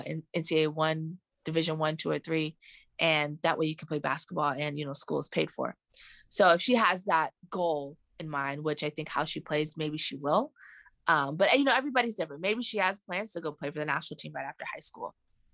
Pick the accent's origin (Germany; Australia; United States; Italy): Germany; born there; I wasn't born in Vietnam. I was born in Germany. I wasn't even born in the U.S.